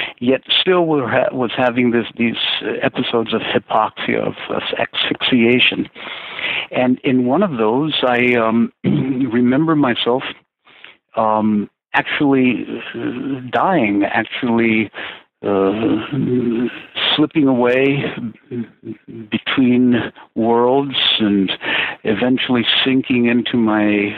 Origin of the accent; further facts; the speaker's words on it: Lima, Peru; also born or lived in Chosica; At age 10, I was taken from Lima, which is in the coast of Peru, up to Chosica by my family